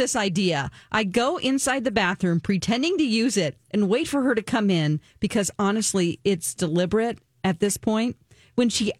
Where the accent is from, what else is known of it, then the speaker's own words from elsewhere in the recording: the South, United States; I'm from the South